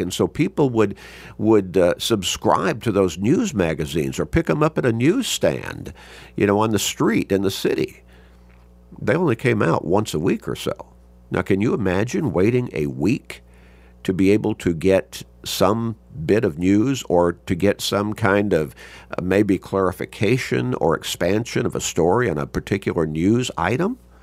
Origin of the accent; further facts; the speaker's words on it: Chicago, Illinois, United States; as a young kid growing up in Chicago